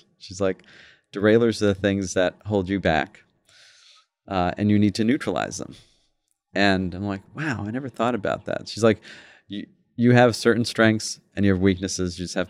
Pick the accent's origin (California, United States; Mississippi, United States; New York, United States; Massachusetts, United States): New York, United States; also born or lived in London, United Kingdom; I was born in London. He became a chef, was there for about 28 years, and then came to New York and worked in some pretty interesting restaurants. And that's where I grew up.